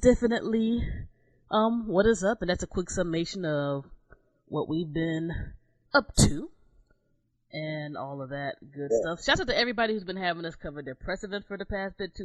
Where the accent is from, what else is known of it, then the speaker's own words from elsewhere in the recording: Southern Maryland, United States; moved away as an adult; also born or lived in New Jersey; I grew up in Southern Maryland